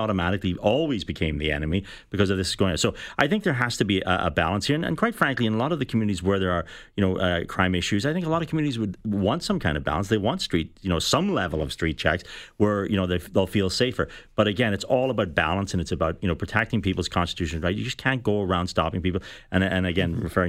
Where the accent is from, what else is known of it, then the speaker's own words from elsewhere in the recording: Belfast, Northern Ireland, United Kingdom; now in Canada; I grew up in Belfast